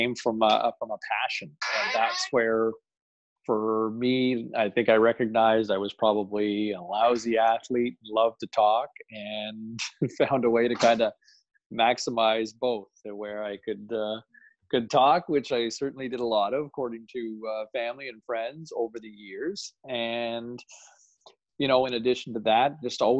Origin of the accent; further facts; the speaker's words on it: Ottawa, Ontario, Canada; a local sportscaster in Ottawa I grew up watching